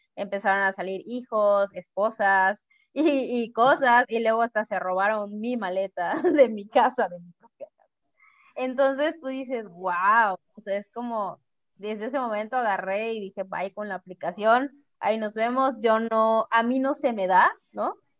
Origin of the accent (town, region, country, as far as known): Mexico